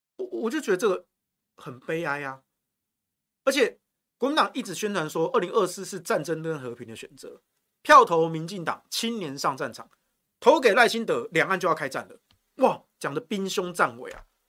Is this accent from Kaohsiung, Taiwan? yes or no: no; Yilan County, Taiwan; moved away; also born or lived in Taichung; 我老家啊